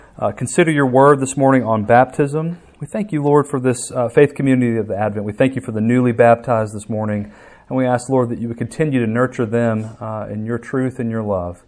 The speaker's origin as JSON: {"language": "English", "town": "Alabaster", "region": "Alabama", "country": "United States", "tie": "born or raised there", "said": "I was born in Alabaster, did not grow up in the church"}